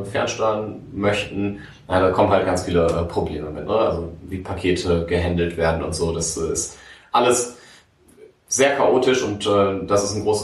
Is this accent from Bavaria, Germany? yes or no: no; Münster, North Rhine-Westphalia, Germany; im schönen Hiltrup geboren und aufgewachsen. Bin dann nach der Schule nach Aachen gegangen, um zu studieren.